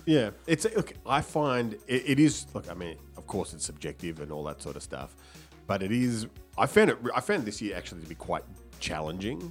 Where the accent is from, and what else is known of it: Melbourne, Victoria, Australia